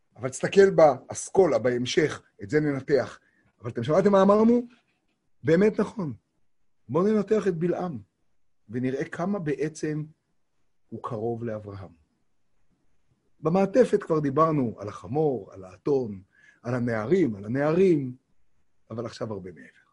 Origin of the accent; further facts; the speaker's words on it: Tiberias, Northern District, Israel; קוראים לזה אצלנו בטבריה